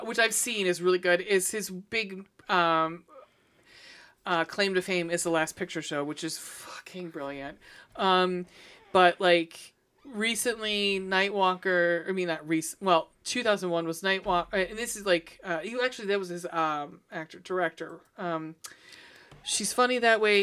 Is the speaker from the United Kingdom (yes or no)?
yes; Scotland, United Kingdom; moved away; I'm Scottish